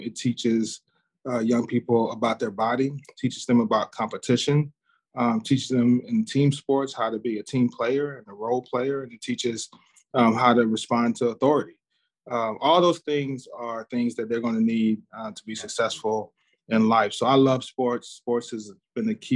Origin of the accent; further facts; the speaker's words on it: Dallas, Texas, United States; I grew up in Southern Dallas in the 80s and 90s.